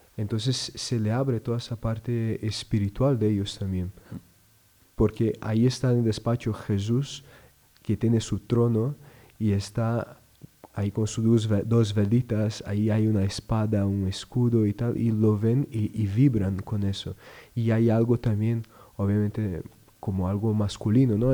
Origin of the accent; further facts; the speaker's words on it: Rio Grande do Sul, Brazil; moved away as an adult; now in Madrid, Spain; Yo soy de Brasil, Río Grande do Sul, es el sur de Brasil.